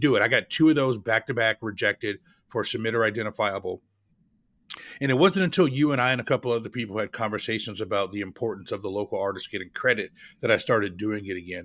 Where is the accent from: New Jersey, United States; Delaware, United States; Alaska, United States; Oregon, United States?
Oregon, United States; the state of Oregon, where I, where I'm, my home state.